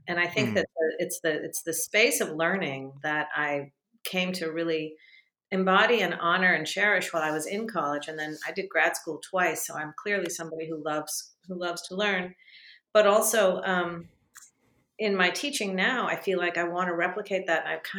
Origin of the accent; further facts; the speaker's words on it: Japan; born there; also born or lived in Vietnam / Israel; We were living in Japan. I was born in Japan and we were they lived in Vietnam before that. We lived in Israel and traveled all around the Middle East.